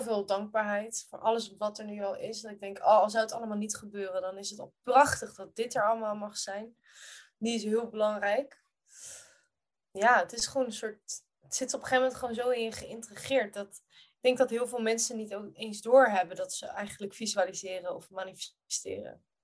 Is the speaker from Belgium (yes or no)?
no; Rotterdam, South Holland, Netherlands; ik groeide op in Kralingen, in Rotterdam.